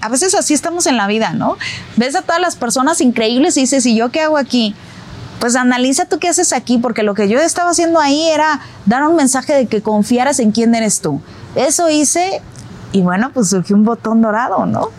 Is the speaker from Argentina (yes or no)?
no; Mexico; como mexicana